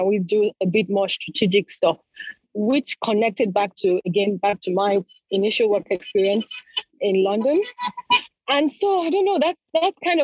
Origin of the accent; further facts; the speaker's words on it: Lagos, Nigeria; So I was born and brought up in Lagos in Nigeria, so I'm Nigerian.